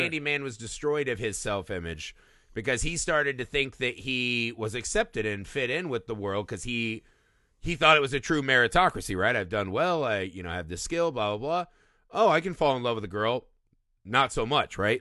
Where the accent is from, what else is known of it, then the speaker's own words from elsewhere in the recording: Indiana, United States; my, my home state of Indiana